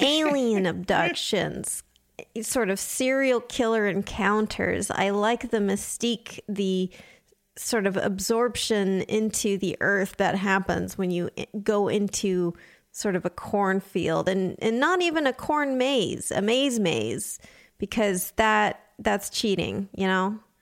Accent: Southern California, United States; I grew up in Southern California

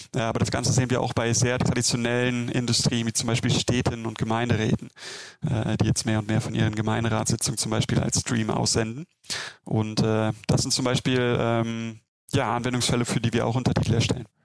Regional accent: Germany; ich bin Deutscher

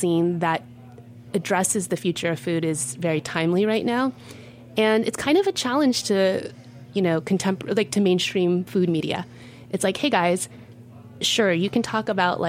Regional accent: Texas, United States; now in New York, United States; I come from Texas

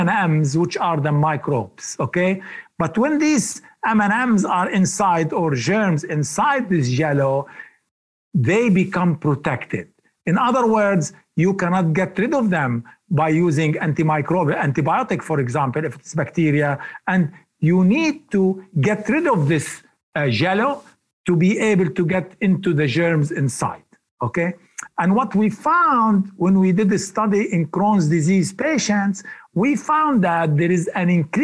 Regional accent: Lebanon; moved away; when I was little boy growing up in Lebanon

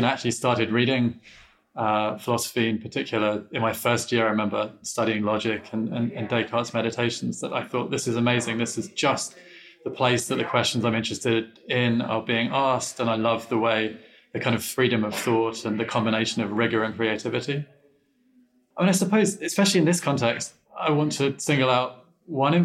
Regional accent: London, United Kingdom; moved away; I didn't grow up in Chicago. I grew up in London, England

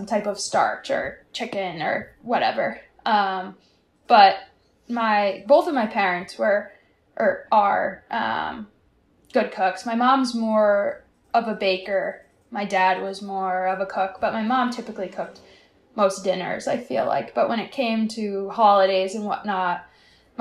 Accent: Massachusetts, United States; also born or lived in South Boston; now in Boston, United States; I'm from Massachusetts, but I would never tell people I'm from Boston.

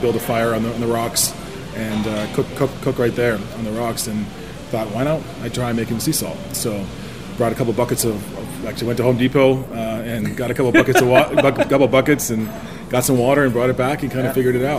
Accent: Nova Scotia, Canada; born there; Yes, I was born in Nova Scotia on the South Shore. Halifax is 2 hours north of where I was born.

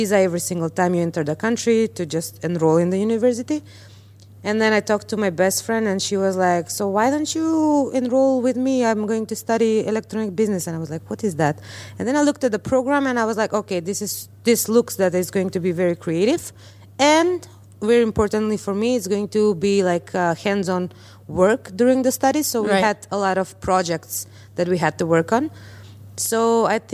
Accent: North Macedonia; this small town girl, let's say, from Macedonia

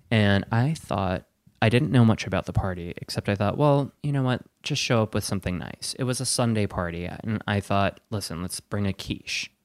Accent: Wisconsin, United States; moved away; I'm from Wisconsin. I say that all the time. I'm from Wisconsin

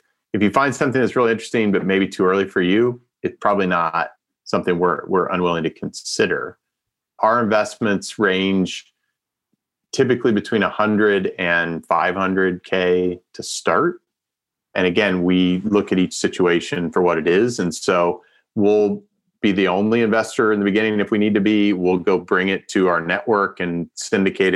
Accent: Indiana, United States; moved away as an adult; now in Los Angeles, United States; I grew up in Indiana

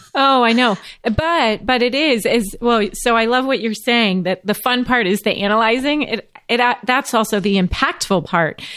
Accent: St. Louis, Missouri, United States; I was born in St. Louis.

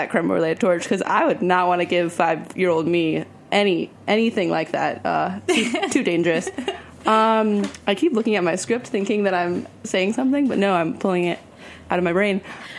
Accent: Los Angeles, California, United States; moved away as an adult; now in New York, United States; I'm from Los Angeles

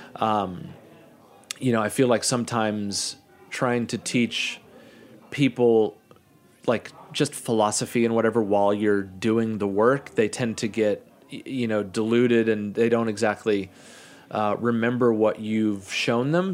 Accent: Kansas City, United States; moved away as an adult; also born or lived in Arizona / Brooklyn, New York; one of my best friends, Chris, who I grew up in Kansas City

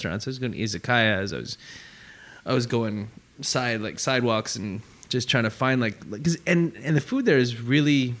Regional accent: Calgary, Alberta, Canada; moved away as an adult; now in Hong Kong; growing up in Calgary

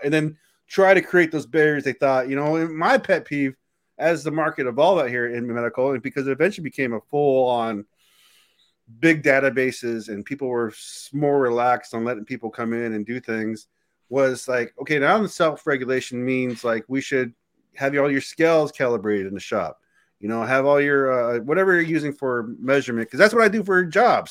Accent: United States; being American

